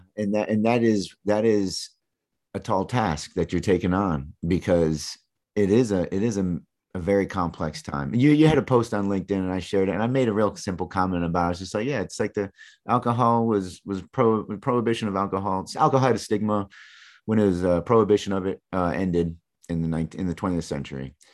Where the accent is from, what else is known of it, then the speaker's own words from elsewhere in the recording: East Lansing, Michigan, United States; moved away; Growing up in Michigan, man, I was right in mid-Michigan, right where Mi-, East Lansing, where Michigan State is.